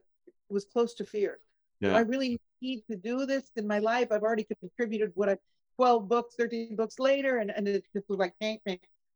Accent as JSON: {"language": "English", "region": "California", "country": "United States", "tie": "born or raised there", "said": "I grew up in California"}